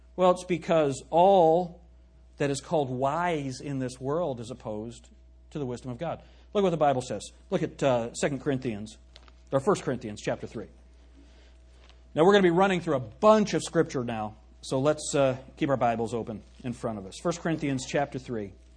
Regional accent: United States; we as American Christians

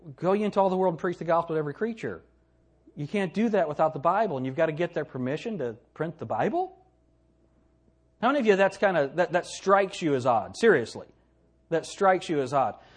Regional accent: United States; I'm an American.

